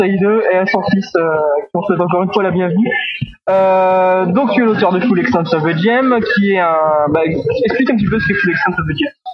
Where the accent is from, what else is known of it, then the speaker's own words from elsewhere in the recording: Grenoble, Auvergne-Rhône-Alpes, France; je suis de, de Grenoble j'étudie l'architecture